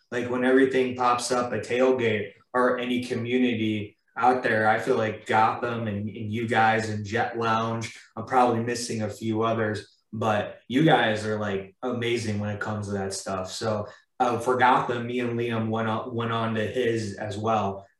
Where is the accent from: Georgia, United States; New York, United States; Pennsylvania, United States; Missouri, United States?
Missouri, United States; St. Louis; I was born in St. Louis, Missouri, but I'm 75% Italian